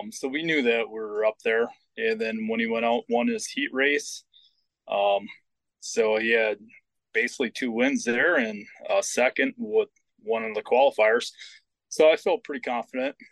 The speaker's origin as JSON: {"language": "English", "region": "Wisconsin", "country": "United States", "said": "We're from Wisconsin"}